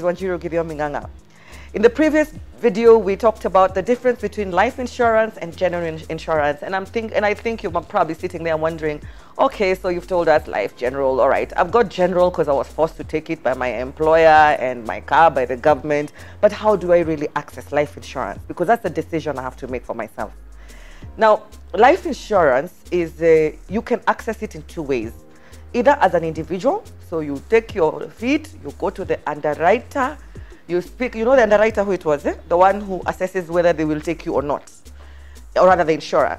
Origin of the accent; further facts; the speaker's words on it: Kenya; I am a Kenyan.